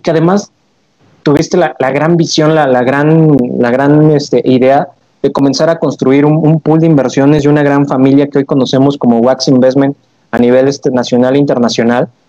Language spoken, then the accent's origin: Spanish; Mexico; como mexicanos